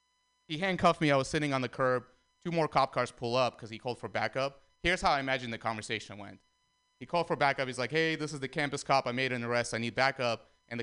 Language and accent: English; San Francisco, California, United States; Guys, I'm from San Francisco, but I think San Francisco is weird